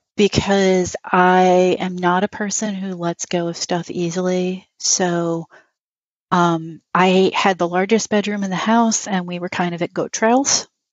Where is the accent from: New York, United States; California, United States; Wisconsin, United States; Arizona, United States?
New York, United States; New York City; moved away as an adult; now in Western New York, United States; I grew up in New York City.